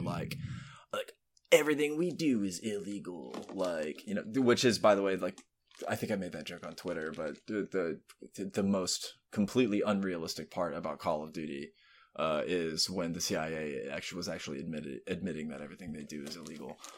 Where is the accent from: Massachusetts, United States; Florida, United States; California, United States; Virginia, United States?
Florida, United States; I grew up in Florida